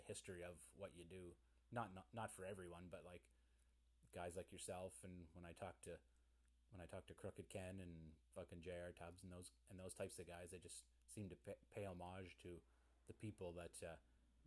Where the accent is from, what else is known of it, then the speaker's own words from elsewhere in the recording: Pictou County, Nova Scotia, Canada; I'm from Pictou County, Nova Scotia